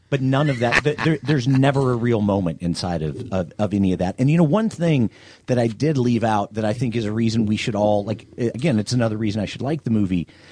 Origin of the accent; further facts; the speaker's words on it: the South, United States; a guy from the South